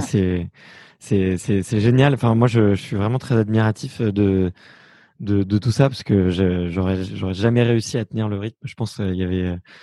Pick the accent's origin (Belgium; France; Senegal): France; Fontenay-sous-Bois, Île-de-France; moi, j'ai grandi à Fontenay-sous-Bois